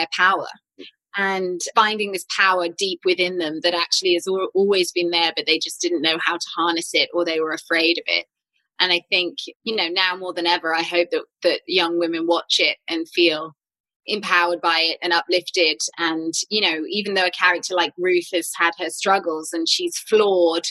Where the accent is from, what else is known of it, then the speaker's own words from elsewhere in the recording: United Kingdom; growing up on Jane Austen adaptations and Dickens adaptations at home in the UK